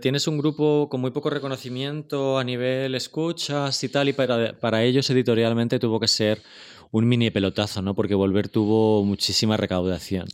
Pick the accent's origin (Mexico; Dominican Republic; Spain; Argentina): Spain; como español